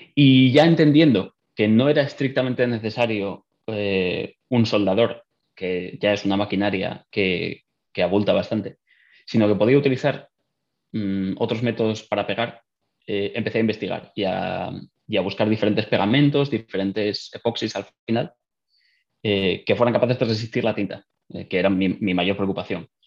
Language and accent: Spanish; northern Spain, Spain; moved away as an adult; now in Dublin, Ireland; soy de España, del norte